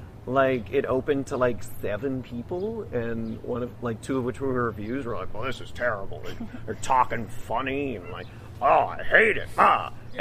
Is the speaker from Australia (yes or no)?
no; Edmonton, Alberta, Canada; I grew up on the Edmonton Fringe as opposed to the Edinburgh Fringe. Not as impressive, sure, but go Canada.